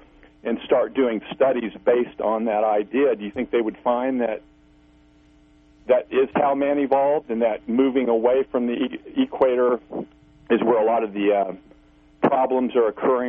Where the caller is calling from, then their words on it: Missouri, United States; This is … from Missouri.